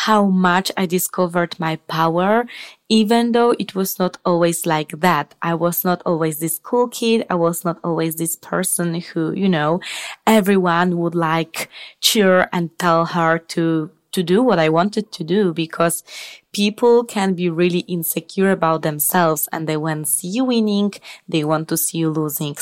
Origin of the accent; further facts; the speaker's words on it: Poland; moved away as an adult; now in Spain; I'm originally from Poland